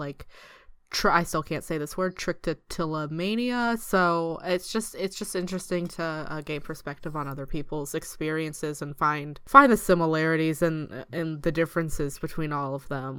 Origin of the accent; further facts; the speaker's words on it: East Coast, United States; moved away as an adult; now in United Kingdom; I'm from the East Coast